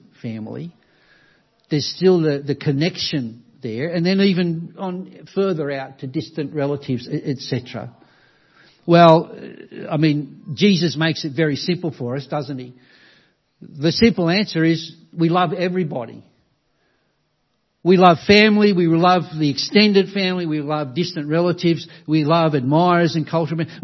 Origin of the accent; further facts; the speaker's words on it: Australia; Many of us, all of us, in a country like Australia, whether we appreciate it or not, enjoy the blessings of Christianity